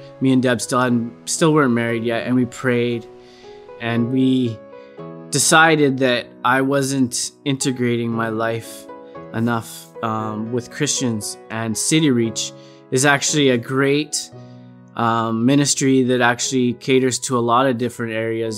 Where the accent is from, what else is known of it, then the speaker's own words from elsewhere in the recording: Alberta, Canada; also born or lived in Didsbury, Alberta; I am originally from Didsbury, Alberta, around Calgary. That's where I was born, but I kind of grew up everywhere in Alberta